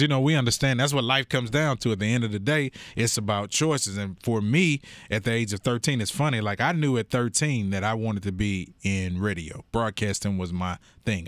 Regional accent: Houston, Texas, United States; I grew up in Sunnyside, so I'm south side of Houston

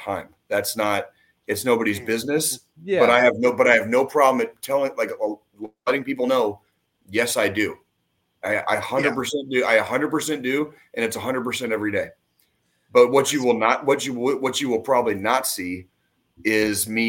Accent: Tucson, Arizona, United States; now in Kansas City, United States; I grew up where I grew up in Tucson

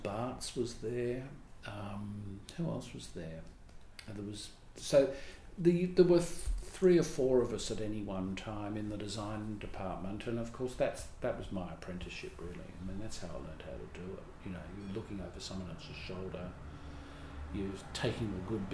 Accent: Melbourne, Victoria, Australia; I grew up in Melbourne

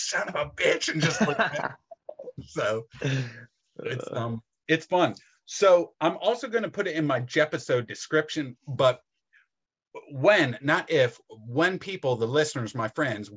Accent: Philadelphia, Pennsylvania, United States; I'm from Philadelphia

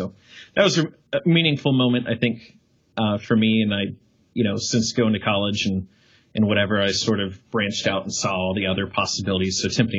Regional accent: South Carolina, United States; Obviously having no clue growing up in South Carolina, almost the furthest place from LA.

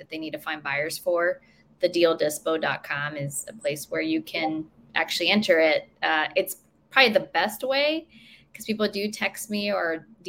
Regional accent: Colombia; also born or lived in Queen Creek, Arizona / Maricopa, Arizona; now in United States; I'm from Colombia, South America. So I'm an immigrant to this country.

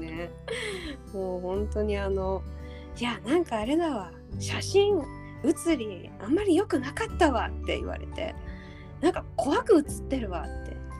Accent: Uryu, Hokkaido, Japan; ウリュウ出身

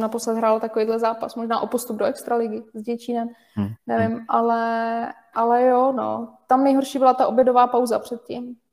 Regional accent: Ústí nad Labem Region, Czechia; jsme všichni z Ústeckého kraje, takže se od malička známe

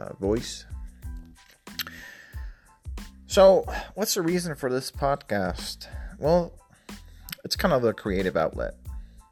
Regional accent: Puerto Rico; moved away as an adult; also born or lived in southeastern Virginia; now in Virginia, United States; I was born and raised in Puerto Rico until 2009.

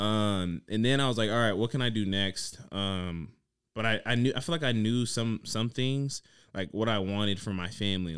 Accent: Dayton, Ohio, United States; I'm from Dayton, Ohio.

